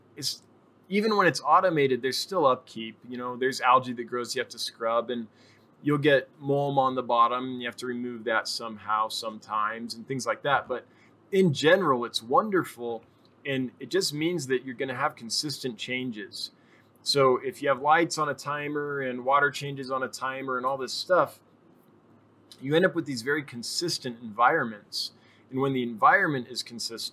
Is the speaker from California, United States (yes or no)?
yes; Northern California, United States; moved away; I'm originally from Northern California.